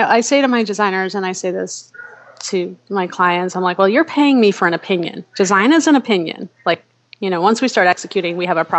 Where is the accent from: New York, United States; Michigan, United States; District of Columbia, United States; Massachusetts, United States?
New York, United States; moved away as an adult; now in Chicago, United States; And so I'm from New York originally, so I wound up in Chicago.